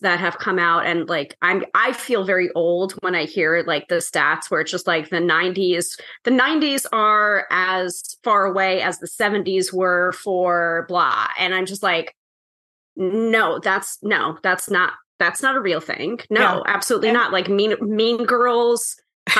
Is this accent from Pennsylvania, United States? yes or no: no; New York, United States; the New Yorker